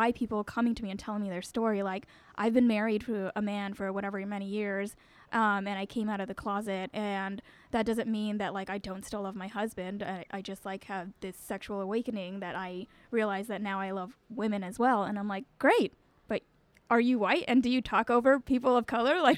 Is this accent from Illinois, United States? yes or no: no; LA County, south of Los Angeles, Southern California, United States; moved away as an adult; now in Brooklyn, United States; I'm from Southern California. I grew up there, went to school there